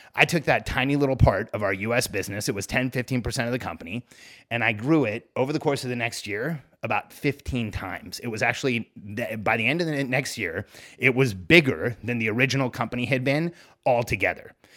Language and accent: English; Mexico; moved away; the place where I was born. I'm from Mexico